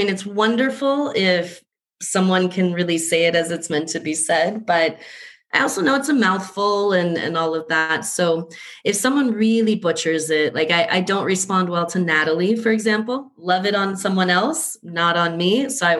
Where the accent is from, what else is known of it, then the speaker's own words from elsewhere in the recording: Colombia; also born or lived in Southwest United States; now in United States; I'm originally from Colombia